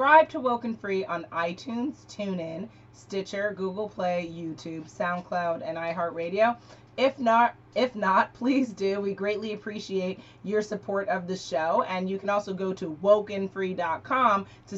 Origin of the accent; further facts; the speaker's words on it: New York City, New York, United States; born and raised in Manhattan